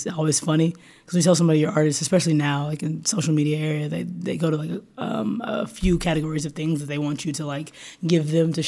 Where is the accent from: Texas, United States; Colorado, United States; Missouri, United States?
Texas, United States; Austin; growing up in Austin